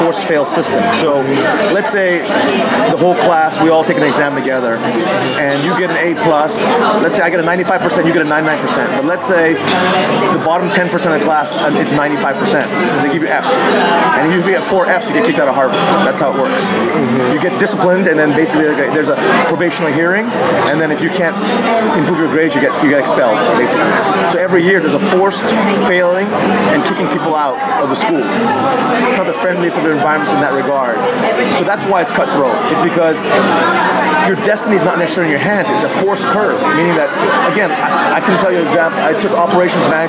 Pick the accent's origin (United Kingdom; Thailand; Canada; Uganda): Thailand; moved away as an adult; also born or lived in Boston area, United States; I grew up in Thailand